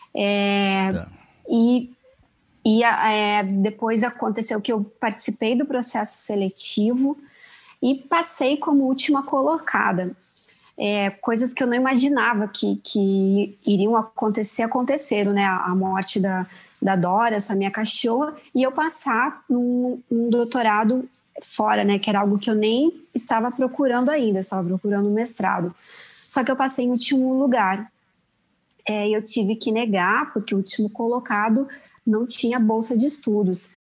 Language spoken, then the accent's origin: Portuguese; Erechim, Rio Grande do Sul, Brazil; moved away as an adult; also born or lived in São Paulo / Milan, Italy; now in Rio de Janeiro, Brazil; Erechim é, foi a cidade onde eu cresci, é uma cidade pequena